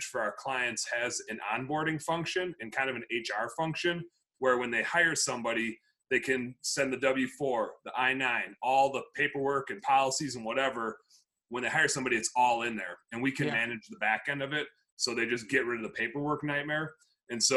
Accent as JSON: {"language": "English", "region": "Wisconsin", "country": "United States", "moved": "yes", "lives_now": "Minneapolis, United States", "said": "I'm from Wisconsin"}